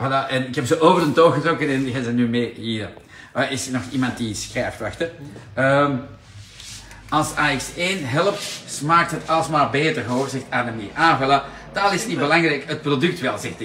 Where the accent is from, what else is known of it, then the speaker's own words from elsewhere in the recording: Antwerp, Flanders, Belgium; Daar kunnen wij wat van leren als Antwerpenaar